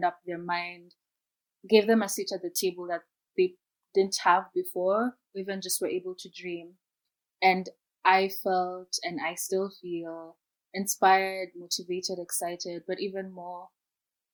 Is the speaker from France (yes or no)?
no; Kenya; moved away as an adult; I'm from Kenya